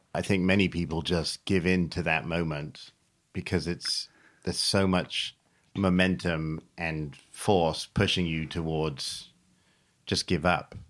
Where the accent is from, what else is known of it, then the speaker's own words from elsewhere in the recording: England, United Kingdom; I grew up in England, never having learned how to swim